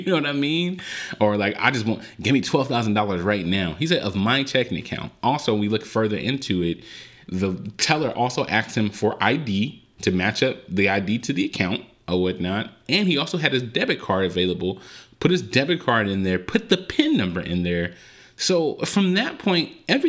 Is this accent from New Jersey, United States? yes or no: no; Compton, California, United States; I was born and raised in Compton, California